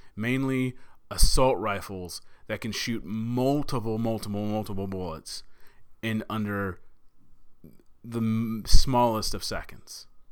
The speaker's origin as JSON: {"language": "English", "region": "Texas", "country": "United States", "tie": "born or raised there", "said": "my home state. uh, in Sutherland Springs, Texas"}